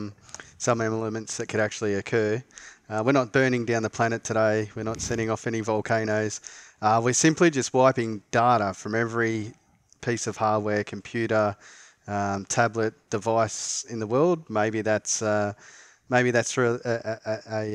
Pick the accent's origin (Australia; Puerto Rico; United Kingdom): Australia; We're both Australian